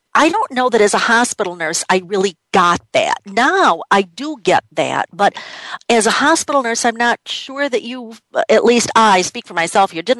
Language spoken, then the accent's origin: English; Rochester, New York, United States; my hometown of Rochester, New York